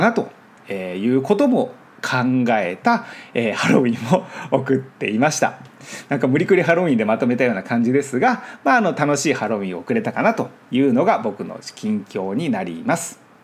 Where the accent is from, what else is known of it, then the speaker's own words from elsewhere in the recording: Japan; first language Japanese; moved away as an adult; now in Los Angeles, United States; 僕は日本で育ってるので